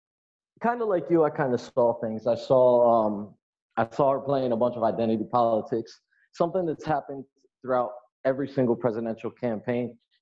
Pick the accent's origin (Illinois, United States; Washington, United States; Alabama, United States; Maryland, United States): Maryland, United States; Baltimore; Now I'm from Baltimore